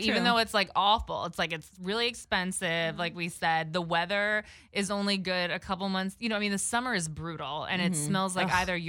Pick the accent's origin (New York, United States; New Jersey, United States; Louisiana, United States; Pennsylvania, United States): New York, United States; New York City; because I'm like fifth generation born in New York City.